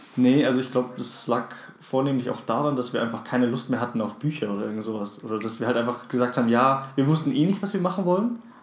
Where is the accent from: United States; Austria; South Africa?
South Africa; now in Germany; dass ich gebürtiger Südafrikaner bin